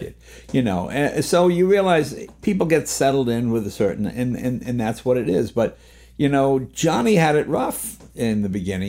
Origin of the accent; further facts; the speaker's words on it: New England, Massachusetts, United States; moved away; also born or lived in New York; I grew up in New England, and, and, you know, when you live in Massachusetts